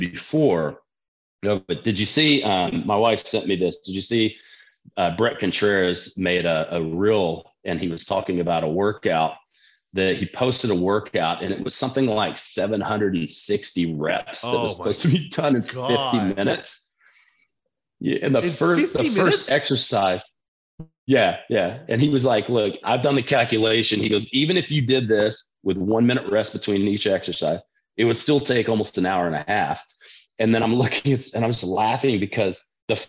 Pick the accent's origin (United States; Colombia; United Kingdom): United States; Texas; growing up in Texas, like we didn't have access to that when we were in high school